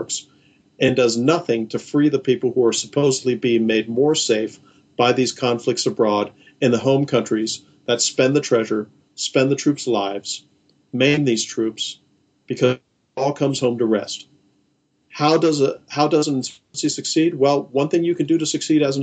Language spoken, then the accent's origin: English; United States; as an American subject.